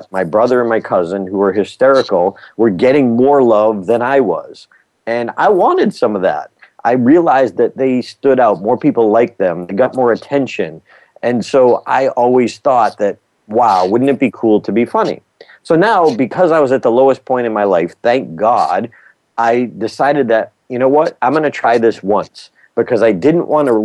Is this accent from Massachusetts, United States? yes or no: yes; Auburn, Massachusetts, United States; who had launched the first liquid fuel rocket in history in my hometown